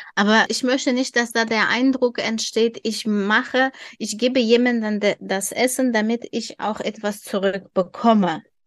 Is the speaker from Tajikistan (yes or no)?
yes; Dushanbe, Tajikistan; German is a second language; now in Germany; wir leben in, in der Hauptstadt Duschanbe